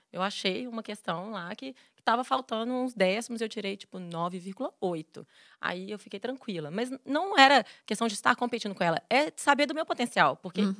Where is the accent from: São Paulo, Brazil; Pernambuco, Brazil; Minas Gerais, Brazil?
Minas Gerais, Brazil; Belo Horizonte; also born or lived in Vitória, Espírito Santo; E aí mudei para BH com 5 anos